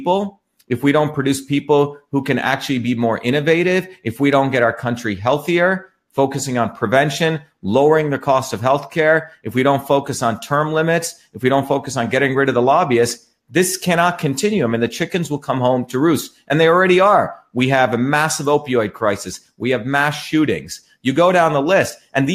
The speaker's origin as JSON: {"language": "English", "country": "India", "tie": "born or raised there", "also_born_or_lived": "New Jersey", "moved": "yes", "lives_now": "Massachusetts, United States", "said": "I grew up in India, where my grandparents were poor village farmers."}